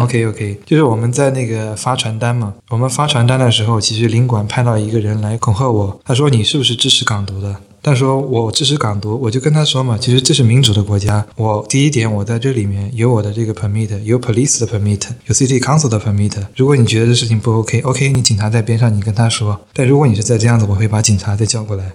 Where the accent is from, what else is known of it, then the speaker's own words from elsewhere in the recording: China; now in Perth, Australia; 我们大陆人